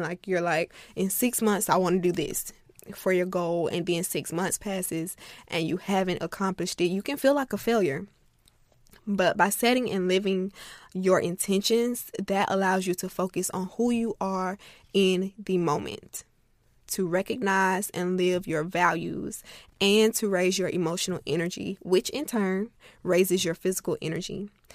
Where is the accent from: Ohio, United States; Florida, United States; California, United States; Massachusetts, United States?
Florida, United States; I'm from Florida